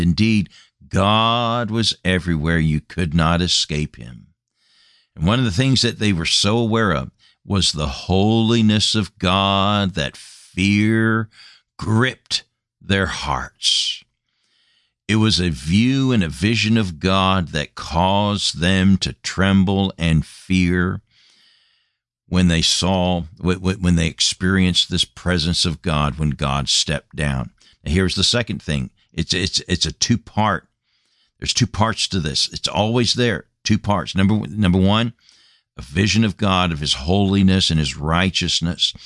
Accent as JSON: {"language": "English", "country": "United States", "moved": "as an adult", "said": "Came back to my homeland after being a missionary for number of years and burdened for my home country, my home nation"}